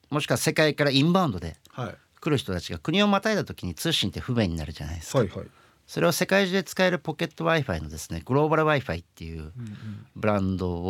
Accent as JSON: {"language": "Japanese", "region": "Kagoshima", "country": "Japan", "said": "僕あの実は鹿児島出身でして、"}